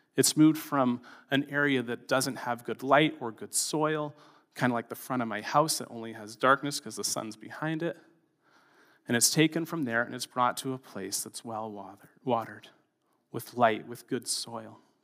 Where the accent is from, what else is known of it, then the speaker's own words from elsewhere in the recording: Canada; as a Canadian, in a tolerant culture